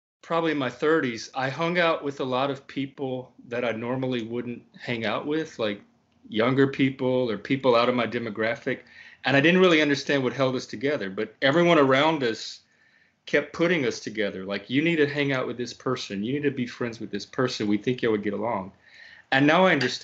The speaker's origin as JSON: {"language": "English", "region": "Louisiana", "country": "United States", "said": "I'm also Cajun from Louisiana."}